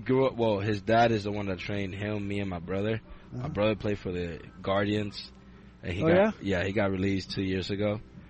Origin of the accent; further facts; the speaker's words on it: Dominican Republic; now in United States; I grew up without them in the Dominican